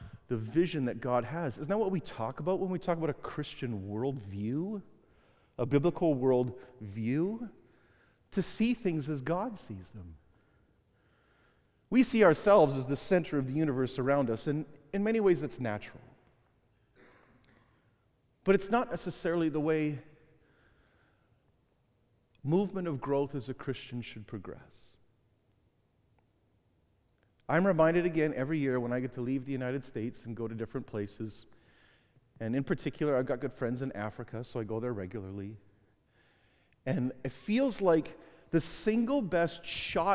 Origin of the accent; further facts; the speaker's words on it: Canada; I'm from Canada